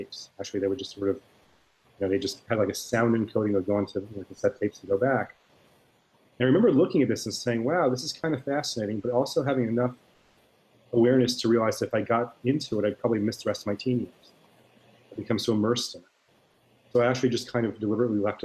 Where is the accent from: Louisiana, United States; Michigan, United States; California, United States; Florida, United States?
Florida, United States; Miami; I grew up in Miami, Florida, and I still live there